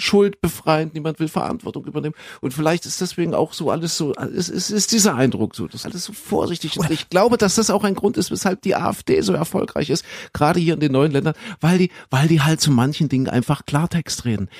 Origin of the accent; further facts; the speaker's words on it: Saxony, Germany; Ich komme ja aus Sachsen.